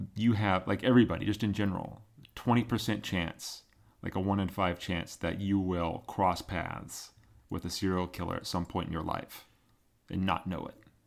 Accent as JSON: {"language": "English", "region": "Oregon", "country": "United States", "tie": "born or raised there"}